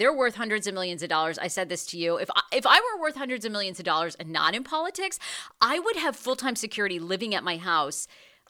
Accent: Maine, United States; I'm from Maine.

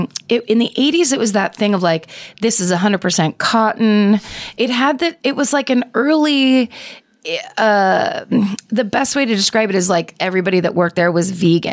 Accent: Petaluma, California, United States; now in Los Angeles, United States; I grew up in Petaluma, and it was just a small town that didn't. We had a Mervyn's and a Clothes Time.

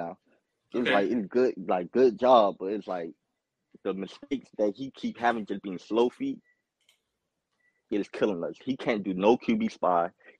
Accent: Miramar, Florida, United States; I'm from South Florida. I'm from Miramar area.

